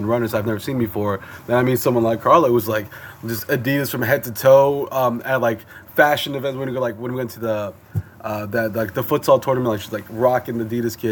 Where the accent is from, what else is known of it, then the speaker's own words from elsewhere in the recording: United States; as an American kid growing up